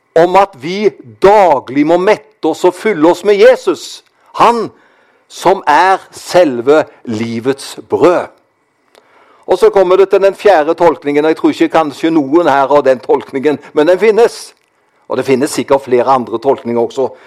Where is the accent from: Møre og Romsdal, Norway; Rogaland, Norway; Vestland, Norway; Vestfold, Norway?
Rogaland, Norway; Karmøy; Jeg kommer jo fra Karmøy. Der var det slik når jeg vokste opp